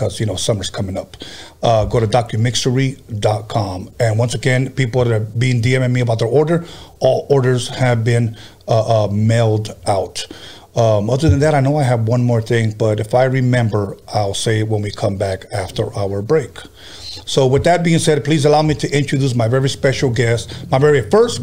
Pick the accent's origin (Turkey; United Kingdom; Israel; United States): United States; California; I'm a Cali boy.